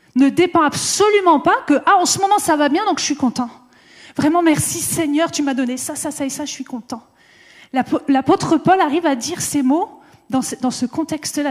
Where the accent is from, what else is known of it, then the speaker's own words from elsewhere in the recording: France; en tant que Français